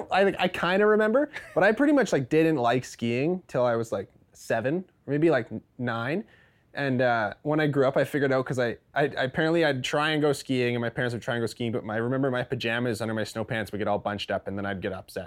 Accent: Fernie, British Columbia, Canada; Yes. So I was born in Fernie. My dad moved here when he was probably in his early 20s

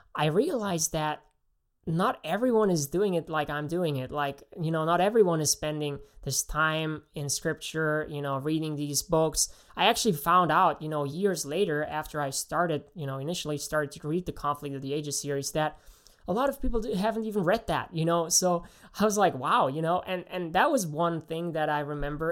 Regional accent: Germany; moved away; I actually am from Germany, so I grew up in Germany, uh, went to school there

